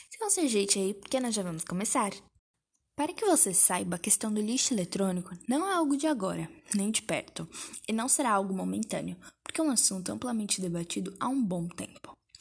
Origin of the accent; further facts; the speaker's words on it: Brazil; nós somos brasileiros